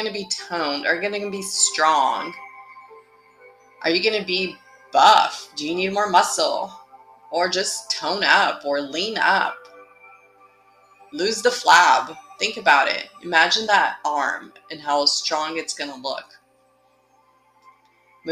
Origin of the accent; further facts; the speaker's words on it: Brazil; moved away; I'm from Brazil